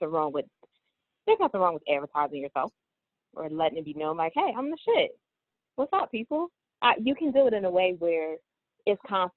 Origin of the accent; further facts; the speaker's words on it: Philadelphia, Pennsylvania, United States; I am actually born and raised in Philadelphia.